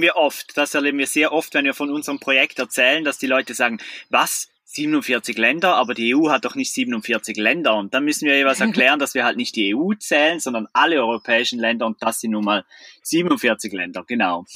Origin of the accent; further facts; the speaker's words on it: Switzerland; moved away as an adult; wir sind aus der Schweiz